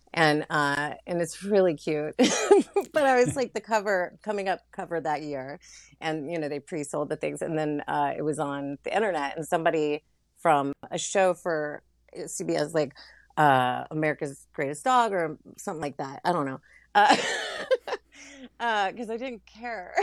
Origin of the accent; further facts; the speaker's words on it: Louisiana, United States; moved away; also born or lived in Florida / California / Brooklyn; born in Florida, raised in Louisiana, and mostly lived in California for, like, uh, ten, eleven, twelve years before I moved to Brooklyn